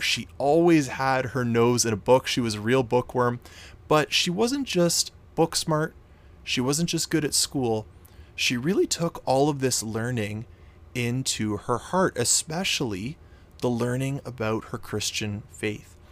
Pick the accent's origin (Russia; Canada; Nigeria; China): Canada; I'm actually Canadian. I'm from Canada